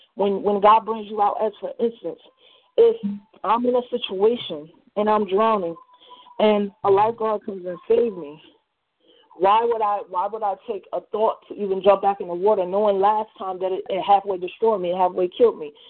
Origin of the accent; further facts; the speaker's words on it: New Jersey, United States; I'm from New Jersey